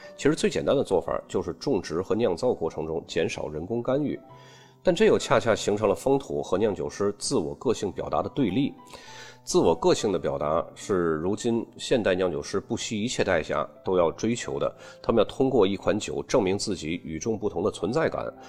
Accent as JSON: {"language": "Chinese", "country": "China", "said": "我们中国人一般喜欢加上人情二字"}